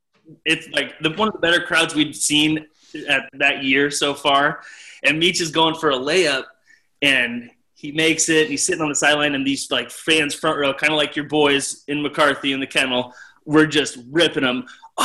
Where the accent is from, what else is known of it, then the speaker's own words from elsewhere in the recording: Poulsbo, Washington, United States; grew up in Paulsbo, Washington, which is really close to the home of Stephen Gray. We're both from the peninsula, Bainbridge Island.